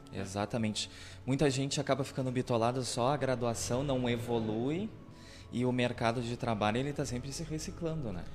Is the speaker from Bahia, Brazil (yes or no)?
yes; Camacã, Bahia, Brazil; moved away as an adult; Eu fui um jovem que saí de Camacô pra estudar fora